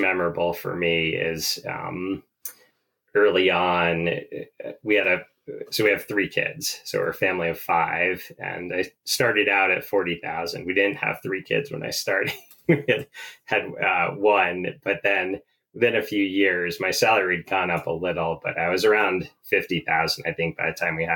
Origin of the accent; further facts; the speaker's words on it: Vermont, United States; growing up in Vermont. It's a beautiful outdoors here.